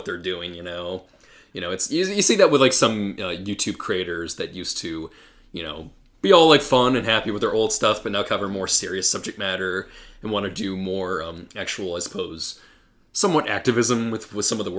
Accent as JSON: {"language": "English", "country": "United States", "said": "knowing that I am an American, where, over in the U.S."}